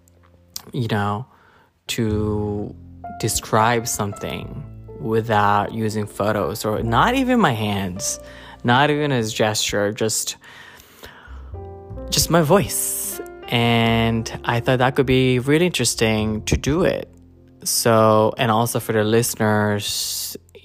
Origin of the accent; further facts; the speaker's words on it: Japan; moved away as an adult; also born or lived in Philippines; now in New York, United States; I was born in Philippines, grew up in Japan. I moved there when I was 9. Lived there for 17 years, and then I've been living in New York since 2014.